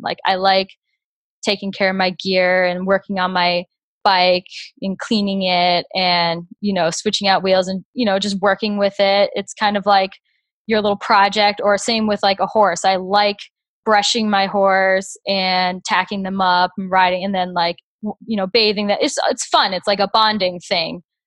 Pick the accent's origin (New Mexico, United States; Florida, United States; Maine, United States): Florida, United States; Naples; now in Grand Rapids, United States; I'm from Naples, Florida, and I currently live in Grand Rapids, Michigan.